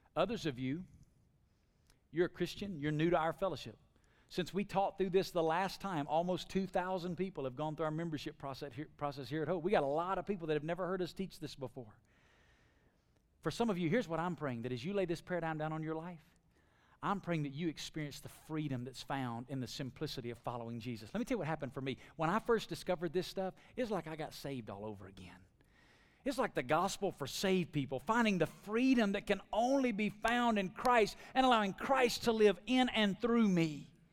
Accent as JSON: {"language": "English", "region": "Alabama", "country": "United States", "tie": "born or raised there", "moved": "yes", "lives_now": "Las Vegas, United States", "said": "growing up in Alabama, now living in Las Vegas?"}